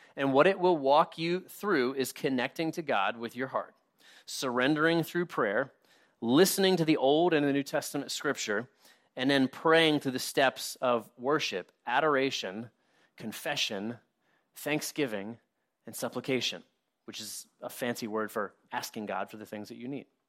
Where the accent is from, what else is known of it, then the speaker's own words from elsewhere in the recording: United States; us as American Christians